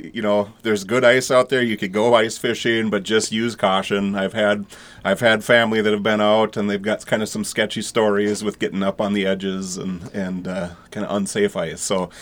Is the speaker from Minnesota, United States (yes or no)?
yes; Henning, Minnesota, United States; I'm from Henning originally, and I had moved away for a few years, and I moved back when I got hired by the Otter Tail County Sheriff's Office almost 20 years ago.